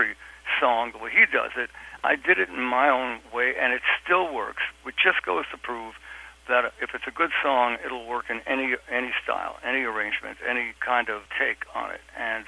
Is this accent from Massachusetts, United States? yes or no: no; New York City, New York, United States; I come from Brooklyn, from Williamsburg, Brooklyn, which when I grew up there was a dump, and my high school was a dump